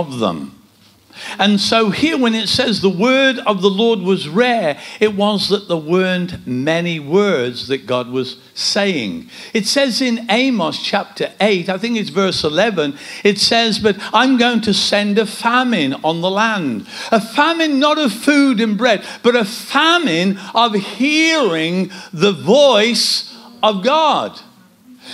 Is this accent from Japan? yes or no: no; Kidderminster, West Midlands, United Kingdom; we come from Kidderminster.